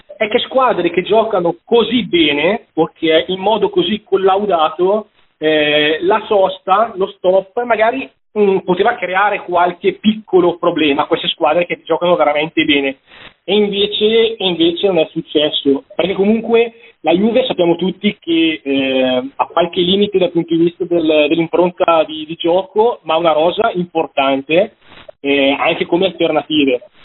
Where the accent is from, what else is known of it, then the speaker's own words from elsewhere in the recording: Bergamo, Lombardy, Italy; sono di Bergamo